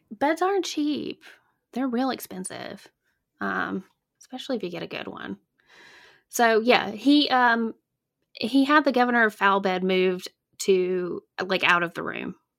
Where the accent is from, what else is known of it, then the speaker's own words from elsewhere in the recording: Alabama, United States; now in North Carolina, United States; I'm originally from A, Alabama. Born and raised